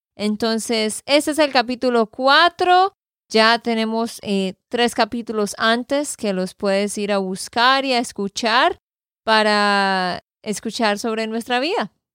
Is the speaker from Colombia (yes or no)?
yes; Santander, Colombia; de Santander, Colombia